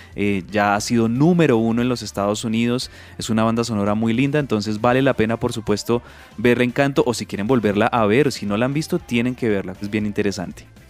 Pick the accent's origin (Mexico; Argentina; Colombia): Colombia; A nosotros como colombianos